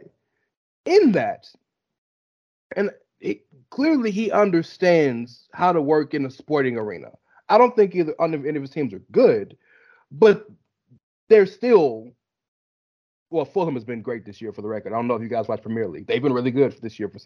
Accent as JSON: {"language": "English", "region": "the South", "country": "United States", "said": "I'm from the South"}